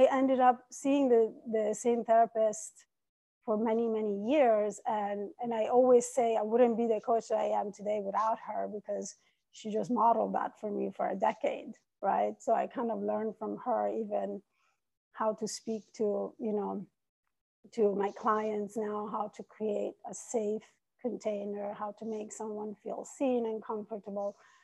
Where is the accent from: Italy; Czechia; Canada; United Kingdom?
Italy; English is a second language; moved away as an adult; also born or lived in Iran; now in New York City, United States; I was born in Iran. I was raised in Italy, and I've been in New York City for 22 years.